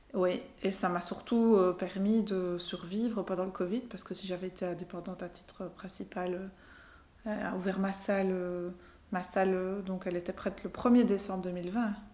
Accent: Belgium; also born or lived in Portugal / Brazil / Brussels; on est parti, j'avais deux semaines, on a quitté la Belgique

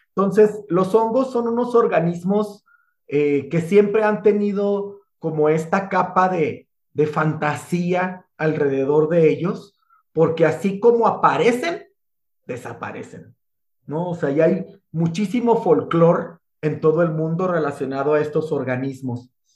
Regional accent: Sonora, Mexico; soy de Sonora, ya así hablo

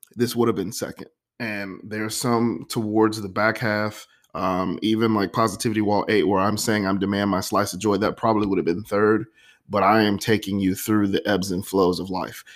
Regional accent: Florida, United States; Florida, you know, my home state

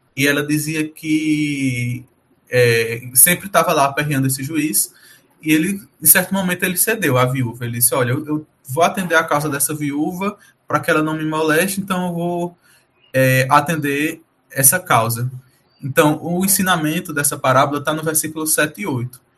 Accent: Brazil; nós somos brasileiros

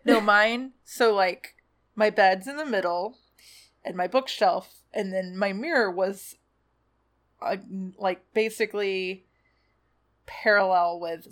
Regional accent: Atlanta, Georgia, United States; Atlanta's my hometown

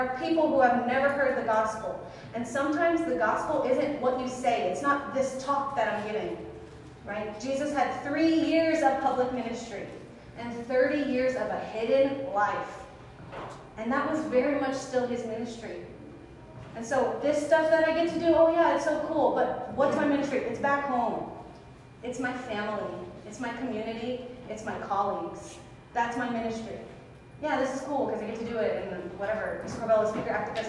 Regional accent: United States; also born or lived in California / Louisiana; as a Filipino-American, so my Filipino culture is very interdependent.

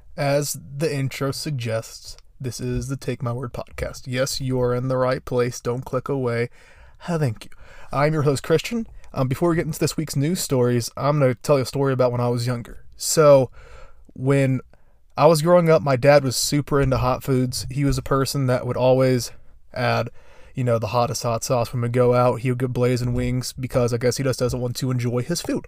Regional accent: Indiana, United States; my home state

